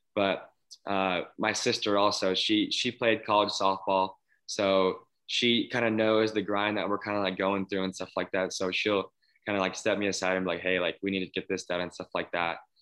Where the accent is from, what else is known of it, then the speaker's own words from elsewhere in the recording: Phoenix, Arizona, United States; growing up in Phoenix